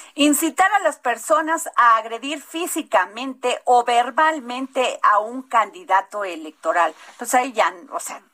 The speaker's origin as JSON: {"language": "Spanish", "country": "Mexico", "said": "somos los mexicanos"}